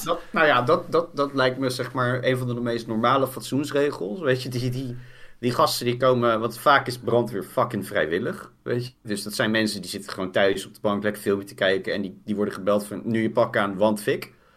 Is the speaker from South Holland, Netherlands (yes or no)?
yes; Poeldijk, South Holland, Netherlands; in Poeldijk, het dorp waar ik vandaan kom